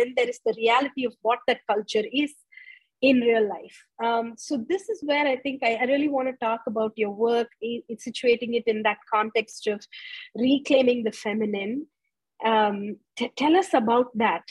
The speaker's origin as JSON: {"language": "English", "country": "India", "tie": "born or raised there", "moved": "yes", "said": "I grew up in India"}